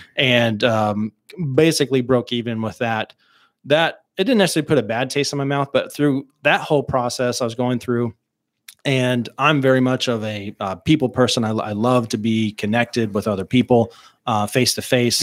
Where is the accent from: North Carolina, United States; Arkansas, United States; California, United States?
Arkansas, United States; Mountainburg; born and raised in Mountainburg, Arkansas